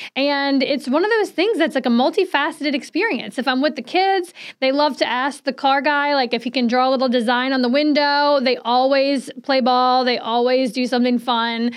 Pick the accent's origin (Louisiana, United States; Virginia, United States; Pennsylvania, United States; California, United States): Louisiana, United States; New Orleans; now in Saratoga Springs, United States; I'm from New Orleans